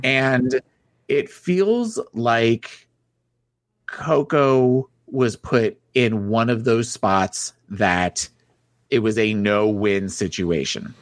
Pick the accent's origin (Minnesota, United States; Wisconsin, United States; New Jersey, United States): New Jersey, United States; moved away; I was from New Jersey